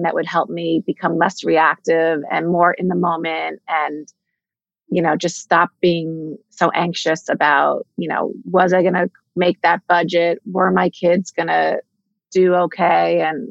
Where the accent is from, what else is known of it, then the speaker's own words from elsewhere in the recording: the New York area, United States; I'm from the New York area, born and bred